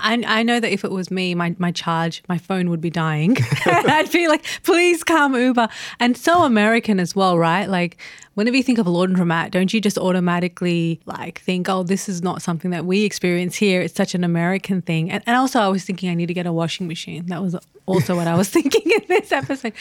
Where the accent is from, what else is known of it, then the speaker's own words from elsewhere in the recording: Australia; as an Australian